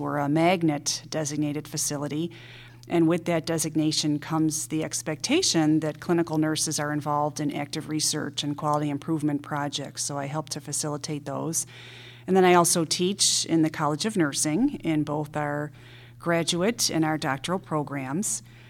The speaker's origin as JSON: {"language": "English", "region": "Ohio", "country": "United States", "moved": "as an adult", "lives_now": "Chicago, United States", "said": "Well, I'm originally from the Midwest, from Ohio, and that's where I have my three-year training degree."}